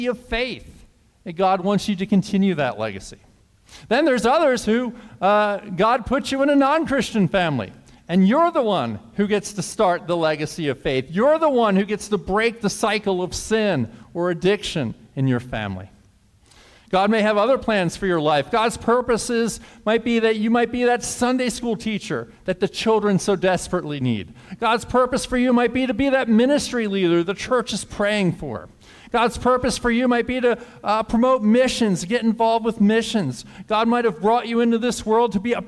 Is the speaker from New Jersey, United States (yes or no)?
yes; Woodstown, New Jersey, United States; growing up in Woodstown and going to school there